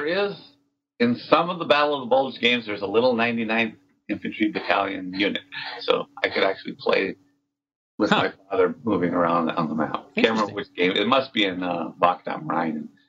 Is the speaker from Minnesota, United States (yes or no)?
yes; Minnesota, United States; also born or lived in California; now in Wisconsin, United States; Grew up, born and raised in Minnesota, moved to California for a decade and a half, and then ended up in Wisconsin.